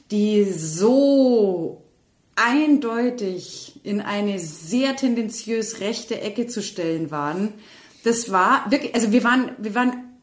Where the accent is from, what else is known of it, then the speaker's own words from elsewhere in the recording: Austria; Ich bin ein Österreicher und ich bin stolz drauf.